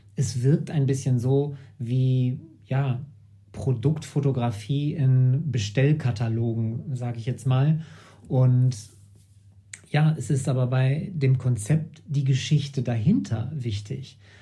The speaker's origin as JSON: {"language": "German", "area": "Sauerland", "region": "North Rhine-Westphalia", "country": "Germany", "tie": "born or raised there", "said": "Ich hatte 2012 mit Gerard Goodrow einen Kunstverein im Sauerland in meiner Heimatstadt gegründet"}